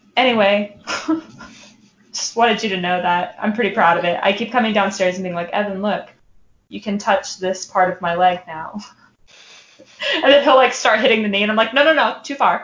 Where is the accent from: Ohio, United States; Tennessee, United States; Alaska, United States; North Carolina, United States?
Alaska, United States; I'm from Alaska